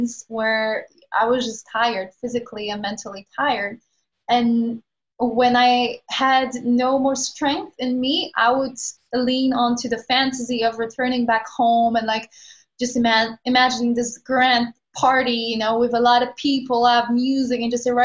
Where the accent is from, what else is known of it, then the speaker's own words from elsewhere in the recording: Poland; moved away as an adult; also born or lived in London; I moved out of Poland when I was like 18, I moved to London.